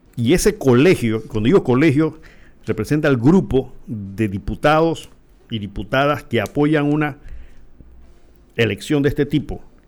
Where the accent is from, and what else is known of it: Panama